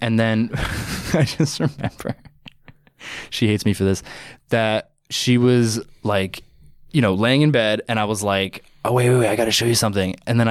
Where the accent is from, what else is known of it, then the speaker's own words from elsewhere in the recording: Long Island, New York, United States; I'm from Long Island